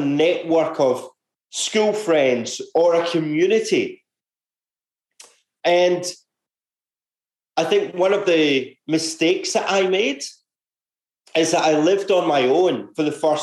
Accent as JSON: {"language": "English", "town": "Glasgow", "region": "Scotland", "country": "United Kingdom", "tie": "born or raised there", "moved": "as an adult", "lives_now": "Australia", "said": "growing up in Scotland, actually, I was one of five kids"}